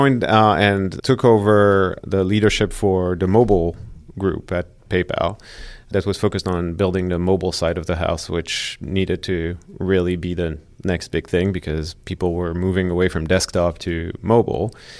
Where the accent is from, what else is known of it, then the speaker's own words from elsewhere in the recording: Switzerland; also born or lived in Paris, France; And then I grew up in Switzerland, actually. I was born in Paris, stayed there until my early teens, moved to Switzerland after that with my parents.